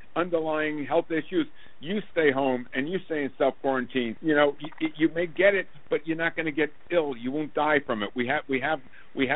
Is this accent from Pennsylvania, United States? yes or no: no; Long Island, New York, United States; also born or lived in Brooklyn; I was born in Brooklyn and grew up mostly on Long Island